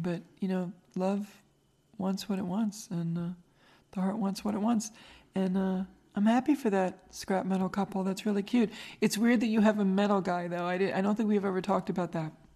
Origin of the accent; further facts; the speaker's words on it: Long Island, New York, United States; Long Island